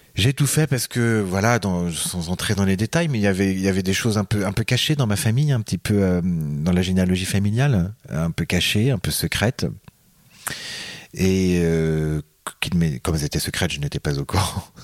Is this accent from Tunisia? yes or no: no; Deux-Sèvres, Poitou, Nouvelle-Aquitaine, France; moved away; also born or lived in Paris / Quebec; je suis euh, des Deux-Sèvres, du Poitou